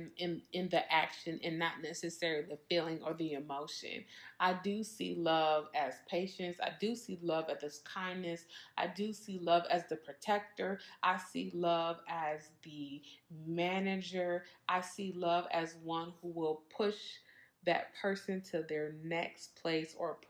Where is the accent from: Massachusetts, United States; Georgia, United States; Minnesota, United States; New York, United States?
Minnesota, United States; I'm from Minnesota